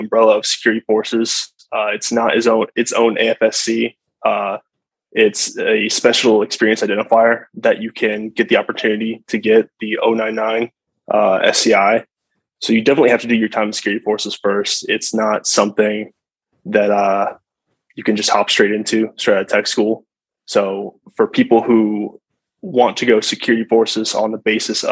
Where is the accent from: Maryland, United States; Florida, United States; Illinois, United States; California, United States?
Illinois, United States; moved away; I'm originally from Illinois.